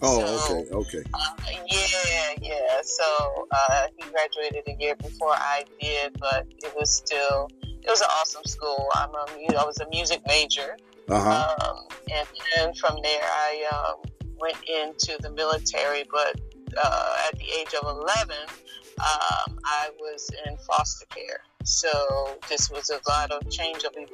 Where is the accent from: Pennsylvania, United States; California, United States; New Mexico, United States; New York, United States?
Pennsylvania, United States; Philadelphia; moved away as an adult; now in North Carolina, United States; I was born and raised in Philadelphia, Pennsylvania. During my 17 years there